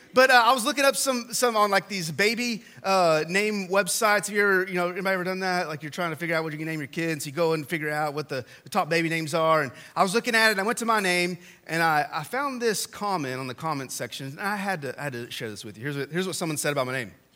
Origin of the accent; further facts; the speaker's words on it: West Texas, United States; So, I grew up in West Texas and in the 80s